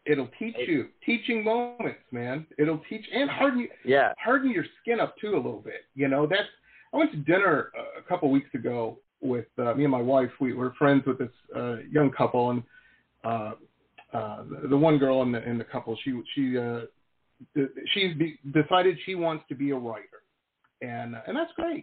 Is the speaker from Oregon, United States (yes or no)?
no; Detroit, Michigan, United States; moved away; growing up in Detroit